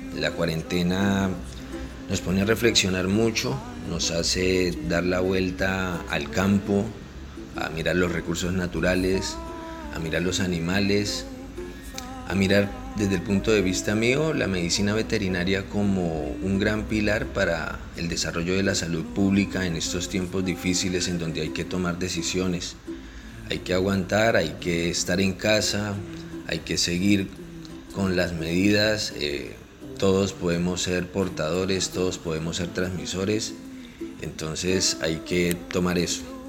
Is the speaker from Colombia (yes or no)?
yes; Colombia; soy médico veterinario colombiano